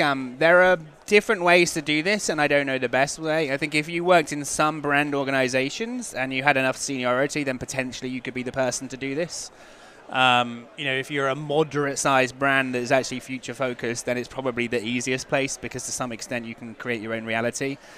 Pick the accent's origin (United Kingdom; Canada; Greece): United Kingdom; England; I'm English